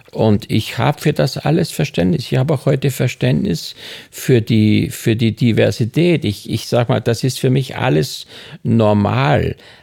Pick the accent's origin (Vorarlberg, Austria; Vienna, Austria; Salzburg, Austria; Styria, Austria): Styria, Austria; moved away; Ich bin in der Steiermark groß geworden